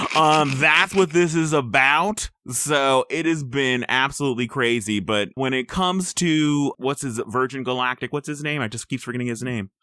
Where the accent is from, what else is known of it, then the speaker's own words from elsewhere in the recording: United States; I'm an American.